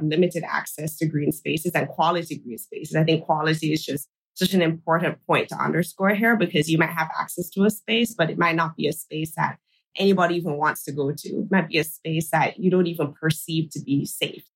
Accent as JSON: {"language": "English", "town": "Kingston", "country": "Jamaica", "tie": "born or raised there", "said": "my hometown in Kingston, Jamaica"}